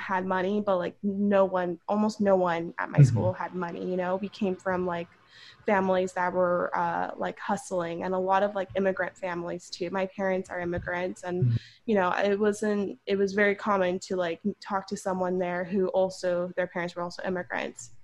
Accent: Los Angeles, California, United States; accent: Valley girl; I'm from Southern California. I was born and raised here. I'm from LA. I'm from the Valley. So I'm a Valley girl.

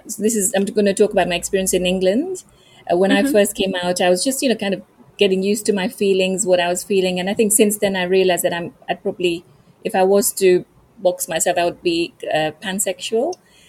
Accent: India; So being Indian and queer, but being surrounded by other queer people of other nationalities or cultures, there is that difference as well

